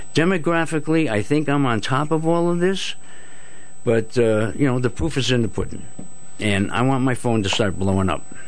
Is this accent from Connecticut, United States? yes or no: yes; Groton, Connecticut, United States; I grew up in Groton, and uh, now it's the city, but uh, when I grew up, it was called the borough